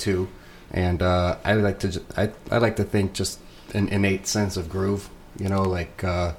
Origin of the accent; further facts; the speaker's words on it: New Orleans, Louisiana, United States; moved away; I'm originally from New Orleans, Louisiana